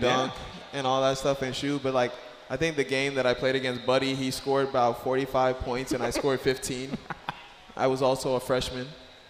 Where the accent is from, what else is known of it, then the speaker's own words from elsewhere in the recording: Bahamas; growing up in the Bahamas was definitely a blessing